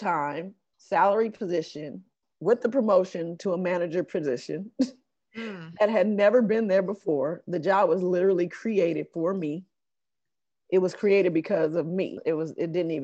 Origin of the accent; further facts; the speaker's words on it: Los Angeles, California, United States; this is my hometown